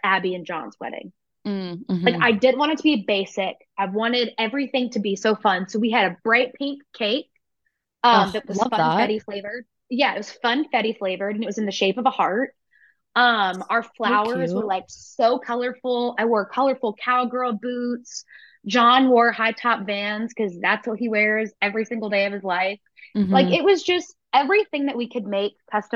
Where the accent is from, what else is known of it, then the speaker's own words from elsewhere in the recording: Tennessee, United States; I'm from Tennessee